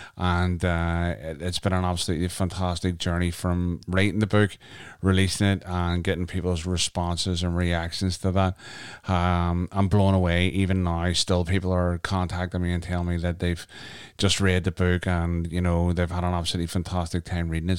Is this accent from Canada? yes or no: yes; Canada; moved away; my home country, Canada